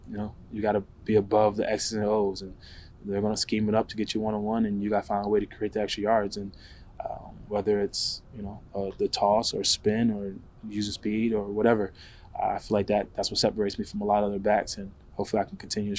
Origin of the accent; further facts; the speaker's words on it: Pennsylvania, United States; growing up in Pennsylvania, obviously I was a Philly fan growing up